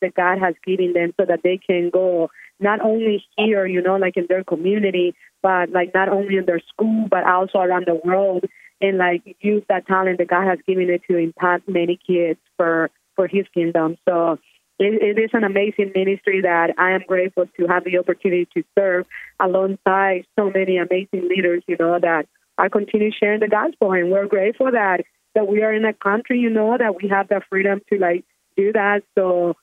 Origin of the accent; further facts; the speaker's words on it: Honduras; moved away; my home country